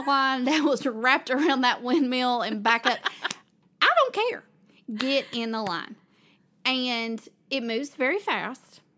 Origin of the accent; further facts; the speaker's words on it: Kingsport, Tennessee, United States; I grew up in Kingsport, which is kind of near where we are in Johnson City